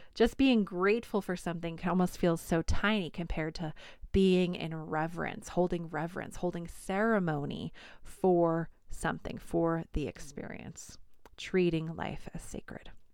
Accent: New York, United States; accent: New York

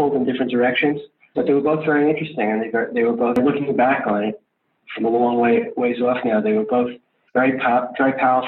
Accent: Great Neck, New York, United States; I grew up in Great Neck, Long Island

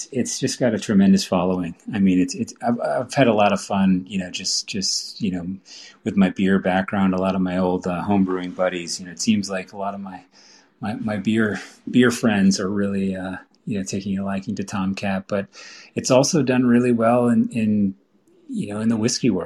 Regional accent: Vermont, United States; I grew up here in Vermont

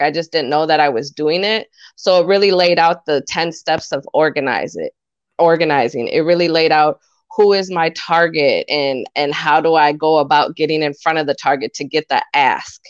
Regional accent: Montello, Wisconsin, United States; I was actually born and raised in Montello, Wisconsin, which is a small town one hour north of Madison

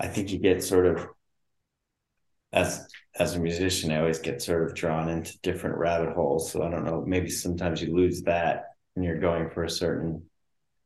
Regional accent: East Coast, United States; moved away; also born or lived in Colorado / Los Angeles; I grew up on the East Coast

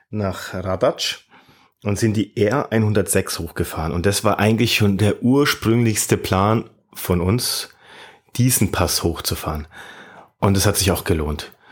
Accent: Munich, Bavaria, Germany; Ich komme aus Deutschland, aus München.

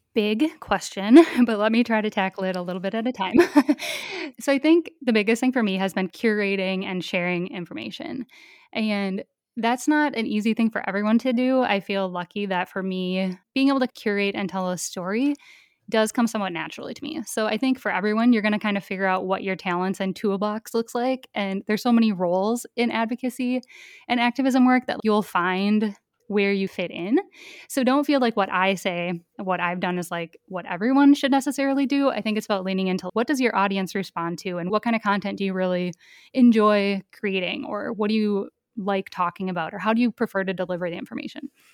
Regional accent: rural Minnesota, United States; I grew up in a really rural part of Minnesota. So my hometown has a population of under a thousand people

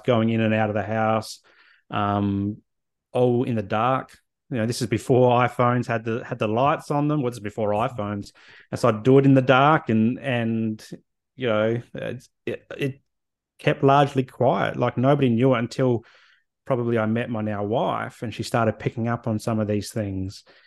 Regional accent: Adelaide, South Australia, Australia; moved away as an adult; also born or lived in Canberra / Hobart / Brisbane; now in Sunshine Coast, Australia; grew up in Adelaide and left there after university, moved to Canberra, moved to Hobart, moved to Brizzy, and then the Sunny Coast

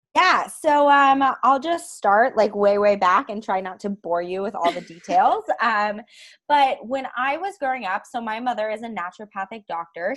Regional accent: Ithaca, New York, United States; also born or lived in Seattle, Washington; I'm from upstate New York

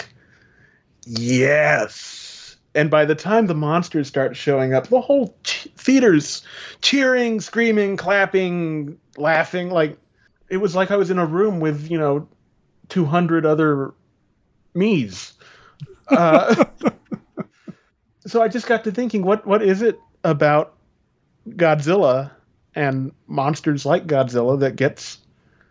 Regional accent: United States; I'm Mexican and I am from America, but I am of Mexican descent.

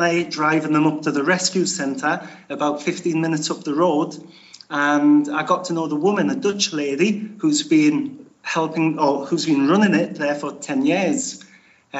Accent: Newcastle upon Tyne, North East England, United Kingdom; now in Spain; my dad was Irish, but I'm from Newcastle

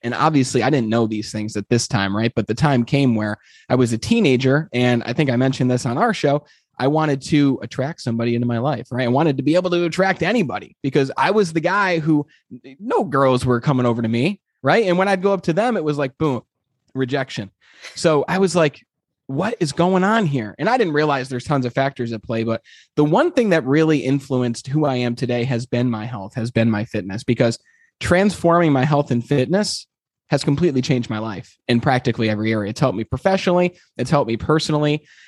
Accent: Glens Falls, New York, United States; I'm from from Glens Falls, New York, which, as you know, is a small little town, and uh, it's in upstate New York. And I, you know, grew up wanting to be a lawyer

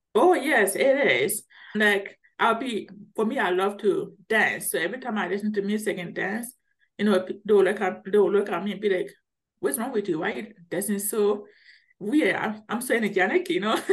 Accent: Liberia; now in Colorado, United States; I'm originally from Liberia, which is West Africa. So if you notice, I have a deep accent.

